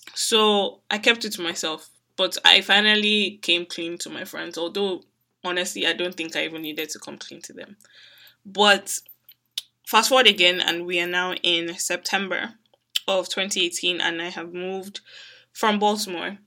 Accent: Nigeria; Growing up in Nigeria

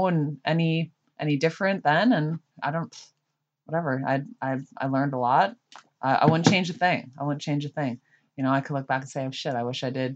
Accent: Niagara Falls, Ontario, Canada; also born or lived in Oshawa; I grew up, born and raised in Niagara Falls

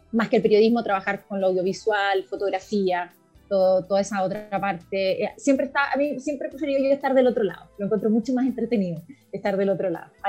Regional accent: Uruguay; also born or lived in Argentina; Así que mi mamá fue a Argentina, nací en Argentina y a las dos semanas volví a Uruguay. Así que en estricto rigor yo debería ser uruguaya, pero tengo pasaporte argentino como todo el resto de la familia.

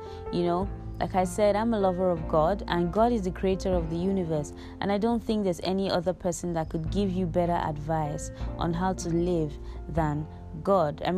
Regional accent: Igbo, Igboland, Nigeria; I am from the Igbo tribe in Nigeria

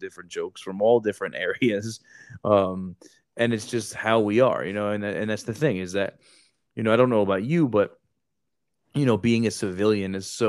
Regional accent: New Jersey, United States; I'm from Jersey

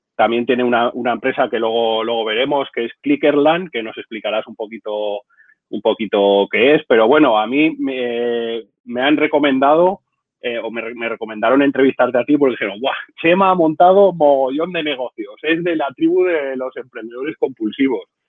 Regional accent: Zaragoza, Aragon, Spain; mi tierra, de Zaragoza

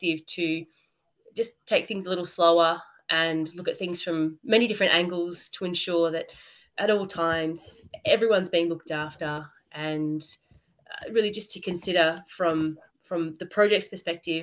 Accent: Melbourne, Victoria, Australia; I'm Australian. I'm from Melbourne.

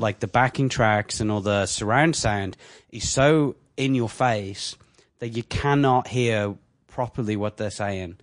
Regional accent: England, United Kingdom; now in Canada; I'm English

